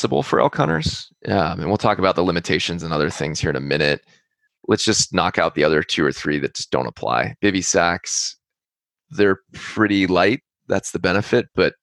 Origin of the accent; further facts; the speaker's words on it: California, United States; we're from California